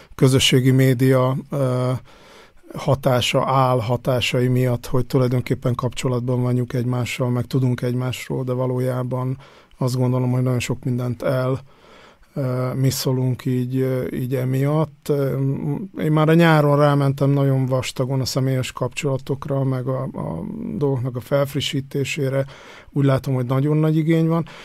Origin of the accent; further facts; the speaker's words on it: Hungary; moved away as an adult; now in Vienna, Austria; én falun nőttem föl, vagy legalábbis az évem, életem első tíz évét falun töltöttem